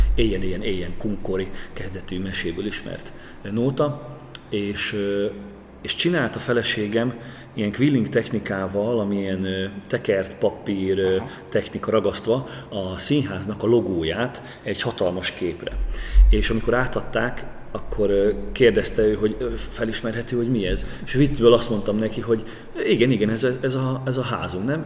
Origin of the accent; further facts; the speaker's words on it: Great Hungarian Plain, Hungary; moved away as an adult; also born or lived in Debrecen, Hungary; now in Kaposvár, Hungary; én ízig alföldi gyerek vagyok